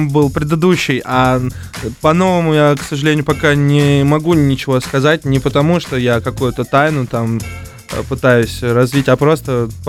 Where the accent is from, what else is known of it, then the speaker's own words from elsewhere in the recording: Ufa, Bashkortostan, Russia; Короче, я из Башкирии, тоже из Уфы.